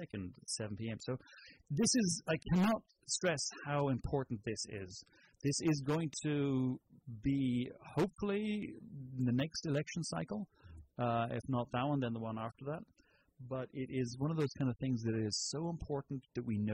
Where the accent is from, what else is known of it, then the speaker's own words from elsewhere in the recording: Ireland; moved away; Is that where you're from? That's exactly. Can you not tell by the accent?